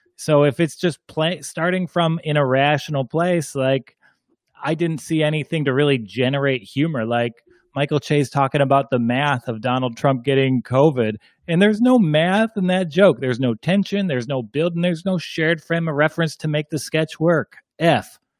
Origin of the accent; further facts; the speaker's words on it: Ireland; I'm, I'm Irish